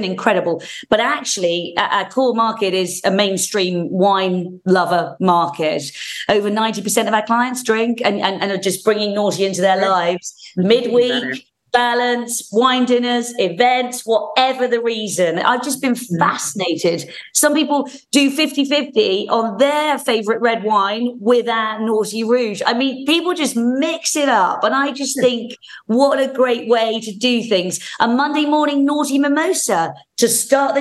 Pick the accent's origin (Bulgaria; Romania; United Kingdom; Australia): United Kingdom; also born or lived in Winchester, England; I'm a Brit